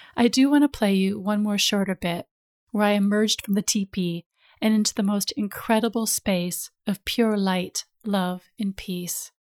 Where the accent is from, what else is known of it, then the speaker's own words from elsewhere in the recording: United States; moved away as an adult; now in London, United Kingdom; us both being American